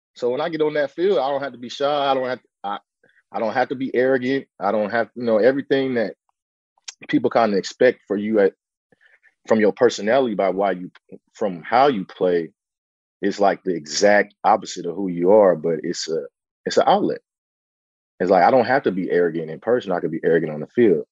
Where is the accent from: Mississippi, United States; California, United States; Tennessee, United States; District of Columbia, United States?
California, United States; San Francisco; I was, you know, born, raised in Bayview Hunters Point, you know, in the heart of, you know, the Bayview district in San Francisco